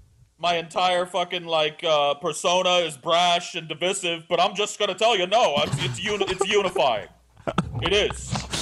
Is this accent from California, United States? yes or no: yes; Madera, California, United States; in Madera, California, where I was born and raised.